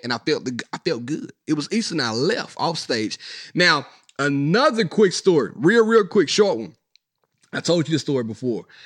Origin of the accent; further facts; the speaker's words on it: Mississippi, United States; Not that it's not my hometown, but I'm from the Sip.